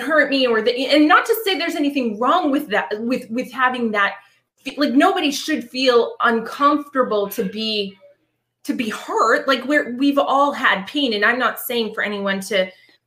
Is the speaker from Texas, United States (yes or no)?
no; Boston, Massachusetts, United States; I'm from Boston